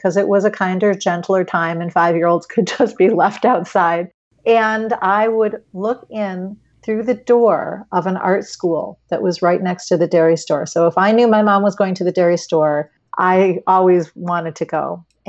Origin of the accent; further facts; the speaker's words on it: Highland Park, United States; when I was about 4 years old, my mom, we grew up in Highland Park, used to go to the grocery store